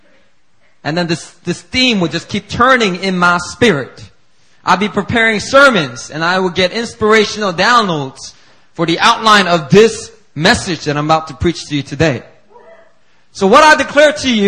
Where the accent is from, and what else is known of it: Philadelphia, Pennsylvania, United States; born or raised there